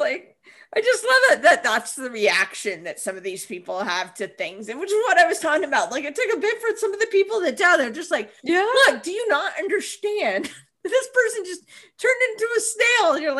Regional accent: Vermont, United States; moved away; in the Northeast, like where I grew up in Vermont

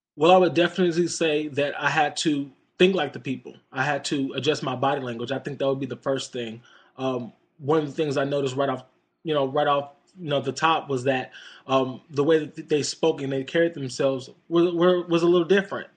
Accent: United States; just being an American

